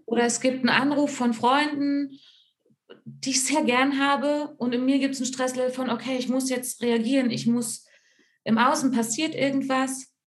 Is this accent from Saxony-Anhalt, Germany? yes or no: yes; Altmark, Saxony-Anhalt, Germany; now in Fichtelgebirge, Germany; ursprünglich komme ich aus der Altmark, das ist ganz im Norden von Sachsen-Anhalt an der Elbe.